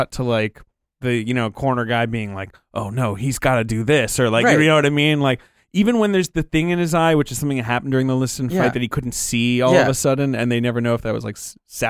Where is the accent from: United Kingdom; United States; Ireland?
United Kingdom; moved away; Yeah, I grew up in Britain.